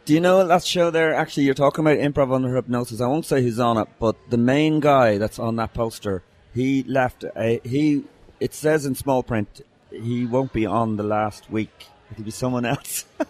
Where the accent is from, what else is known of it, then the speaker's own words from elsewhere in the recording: Ireland; I was cursing away like you are as an Irish person